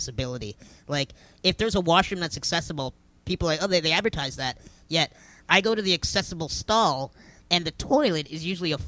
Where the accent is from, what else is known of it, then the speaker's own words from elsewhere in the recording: Kitchener, Ontario, Canada; now in Toronto, Canada; I'm originally from Kitchener.